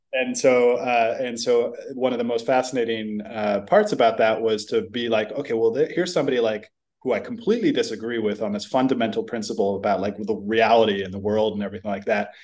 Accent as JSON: {"language": "English", "town": "San Francisco", "region": "California", "country": "United States", "tie": "born or raised there", "said": "growing up in San Francisco"}